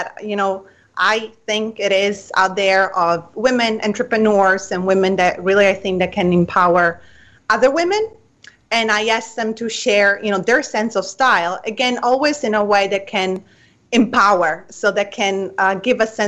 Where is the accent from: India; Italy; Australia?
Italy; English is a second language; moved away as an adult; now in United States; I come from Italy, so I was raised in the beauty.